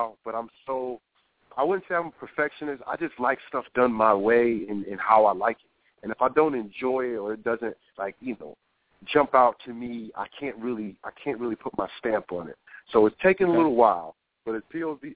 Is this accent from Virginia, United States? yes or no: no; New Brunswick, New Jersey, United States; moved away; also born or lived in Tampa, Florida; New Brunswick, New Jersey. It's my hometown when I went to high school.